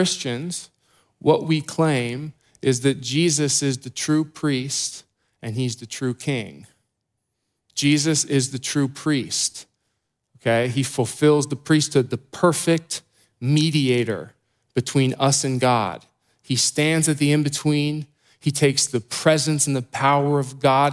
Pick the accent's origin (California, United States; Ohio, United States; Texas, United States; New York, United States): Ohio, United States; Columbus; I grew up here in Columbus